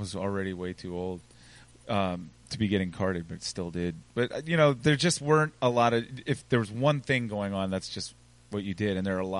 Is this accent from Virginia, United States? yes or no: yes; Richmond, Virginia, United States; also born or lived in Minnesota; I grew up in Churchill. I could walk down here.